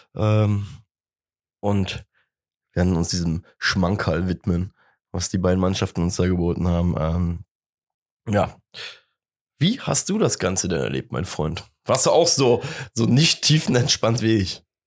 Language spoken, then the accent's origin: German; Cologne, North Rhine-Westphalia, Germany; sind wir Kölner